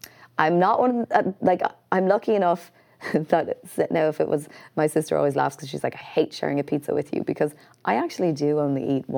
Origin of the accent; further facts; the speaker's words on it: Canada; And I know only because I think I grew up in Canada.